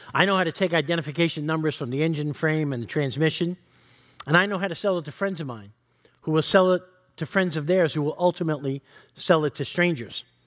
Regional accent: New York, United States; I'm from New York.

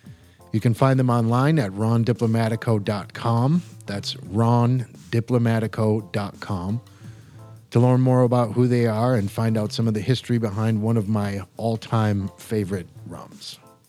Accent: Midwest, United States; growing up in the Midwest

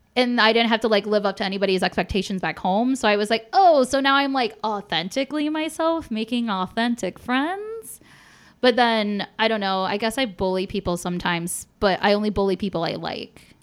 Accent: Polish Detroit area, Michigan, United States; my hometown

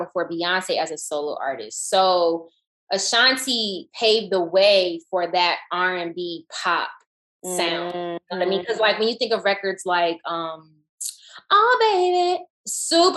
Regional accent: Atlanta, Georgia, United States; moved away as an adult; growing up in Atlanta when … was becoming and became

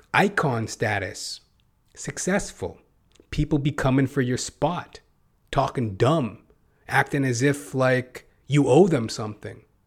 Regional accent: Canada; I'm Canadian

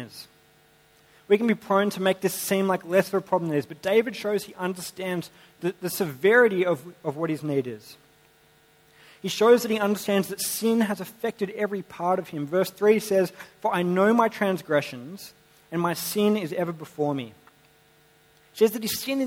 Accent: Sydney, New South Wales, Australia; I grew up in Sydney.

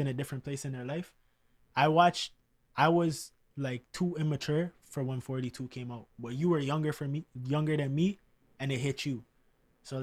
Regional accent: Canada; a Canadian kid

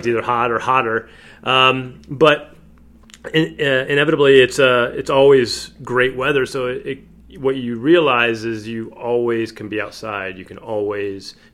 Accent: Ohio, United States; now in Los Angeles, United States; I'm from Ohio originally

